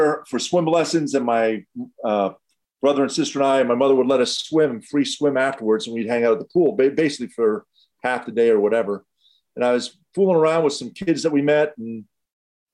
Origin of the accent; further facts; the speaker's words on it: Montreal, Quebec, Canada; moved away; I grew up in Montreal, Canada, and I could skate at the age of two